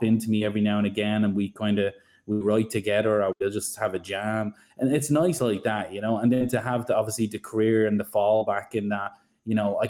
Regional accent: Ireland; accent: Irish; now in Sydney, Australia; I'm from Ireland, you probably hear it in the accent

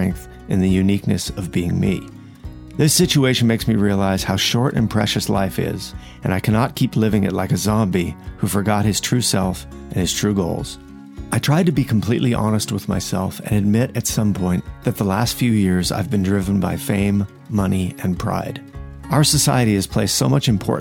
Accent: France; moved away; to come from France

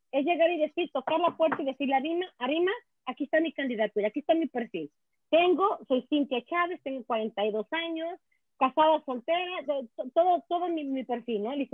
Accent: Quebec, Canada; Yo amo mi provincia, yo soy canadiense, pero yo tengo Quebec a todo en el corazón.

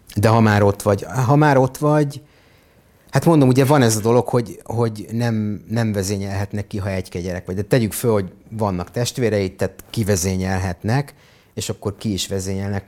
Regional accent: Hungary; moved away as an adult; also born or lived in Israel; ebben nőttem fel, húsz évig majdnem

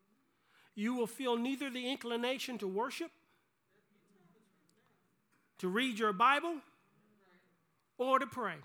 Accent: South Carolina, United States; growing up in South Carolina

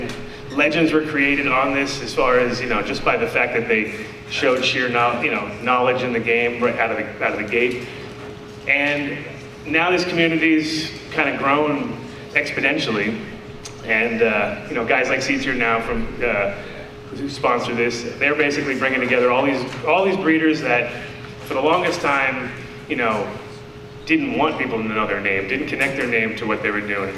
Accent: New York, United States; moved away; also born or lived in California; I'm from New York originally

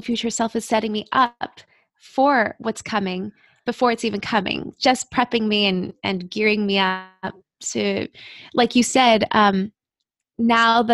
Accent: Mexico City, Mexico; moved away; I grew up in Mexico City

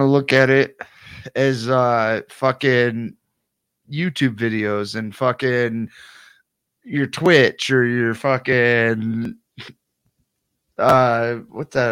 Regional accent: United States; I'm American

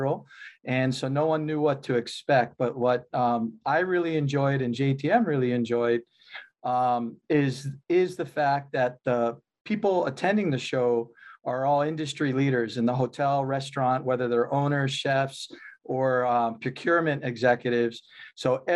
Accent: Hawaii, United States; I grew up in Hawaii, lived here over 40

